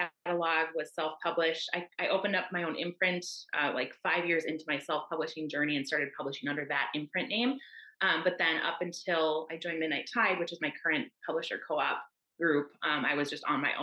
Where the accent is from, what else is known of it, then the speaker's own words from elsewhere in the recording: Minnesota, United States; I'm from Minnesota in the US